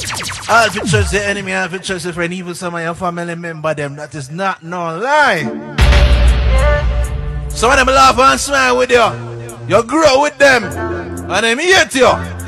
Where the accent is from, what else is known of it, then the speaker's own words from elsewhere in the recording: Jamaica; as a Jamaican